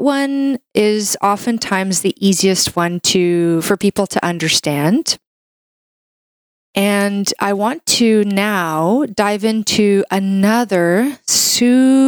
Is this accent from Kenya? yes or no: no; Canada; I'm a Canadian medical doctor